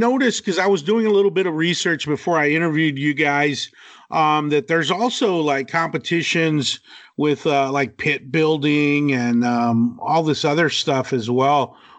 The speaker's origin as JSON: {"language": "English", "town": "Abilene", "region": "Texas", "country": "United States", "tie": "born or raised there", "moved": "as an adult", "lives_now": "Corona, United States", "said": "I'm from Abilene. That's where I grew up, and that, you know, I went to Abilene High School, and I'm a West Texas boy myself, and when I get into, I live in California now. I'm in Southern California in Corona, and I've been here for about 2.5 years."}